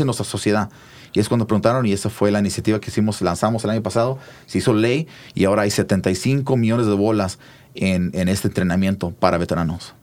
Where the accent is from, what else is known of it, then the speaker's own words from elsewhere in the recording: Mount Vernon, Washington, United States; also born or lived in Hood River, Oregon / Nayarit (parents); Mi, jefita se fue hacia una, hora norte de Seattle a un pueblito que se llama Mount Vernon. Y ahí nos mudamos y estuvimos en un campo migrante por la gran parte de mi juventud